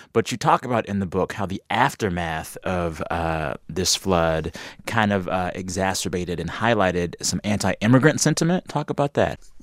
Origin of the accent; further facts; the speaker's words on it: Texas, United States; I'm from Texas